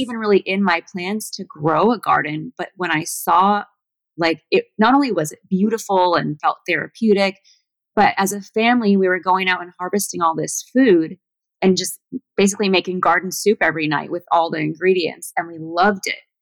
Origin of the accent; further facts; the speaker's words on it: between Malibu and Los Angeles, Southern California, United States; moved away as an adult; also born or lived in Washington; I was born in Southern California, but I was raised on an ashram